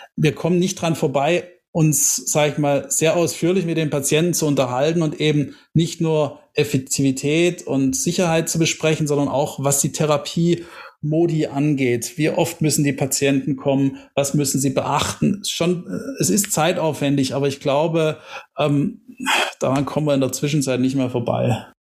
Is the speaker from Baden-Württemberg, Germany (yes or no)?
yes; Tübingen, Baden-Württemberg, Germany; bin gebürtiger Tübinger, bin Schwabe